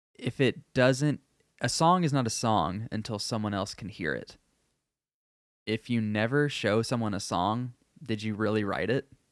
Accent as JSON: {"language": "English", "region": "Texas", "country": "United States", "said": "I am Texan"}